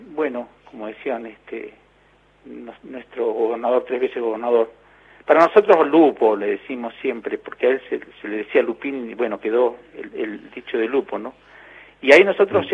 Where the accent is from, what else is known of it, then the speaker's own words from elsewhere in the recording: Río Turbio, Santa Cruz, Argentina; la radio de mi pueblo